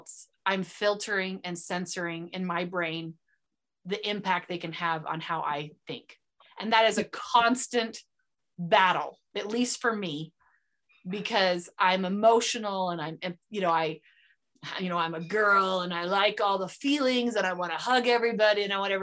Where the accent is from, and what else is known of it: United States; accent: American; first language English